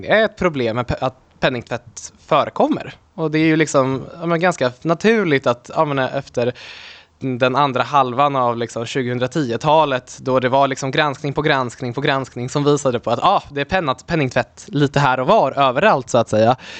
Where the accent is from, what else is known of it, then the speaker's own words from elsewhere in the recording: Delsbo, Gävleborg County, Sweden; also born or lived in Poland; jag är då uppvuxen i Hälsingland, eh, i Delsbo